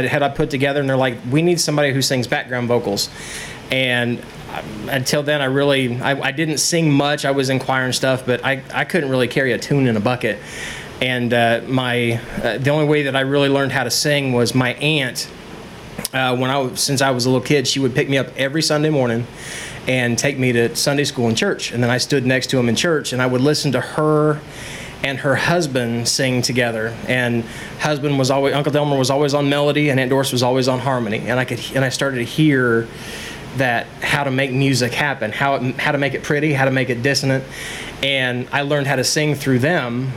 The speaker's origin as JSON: {"language": "English", "town": "North Salem", "region": "Indiana", "country": "United States", "tie": "born or raised there", "also_born_or_lived": "Danville, Indiana", "said": "I was born in Danville, Indiana. I was raised in North Salem, Indiana, about 25, 30 miles west of here"}